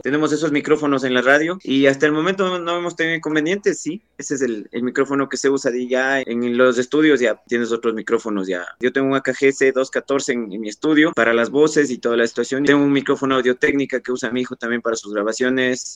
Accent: Pelileo, Tungurahua, Ecuador; yo soy de Pelileo, acá en Tunguragua

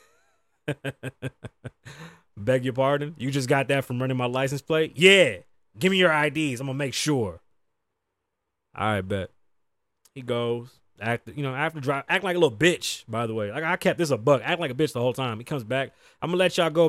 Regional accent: Las Vegas, Nevada, United States; also born or lived in New York; I'm from the east side of Las Vegas

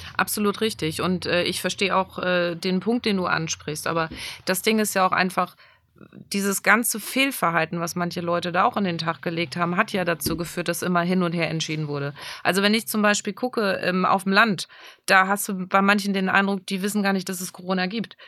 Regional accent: Germany; bei uns in Deutschland

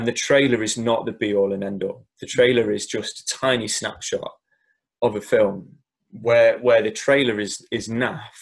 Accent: Derby, East Midlands, United Kingdom; the church I grew up in Derby

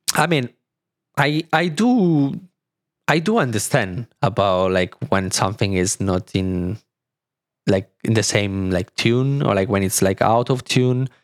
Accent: small city about 30 km from Milan, Lombardy, Italy; English is a second language; moved away as an adult; now in Berlin, Germany; in Milan, which is, like, thirty kilometers from my, from my hometown

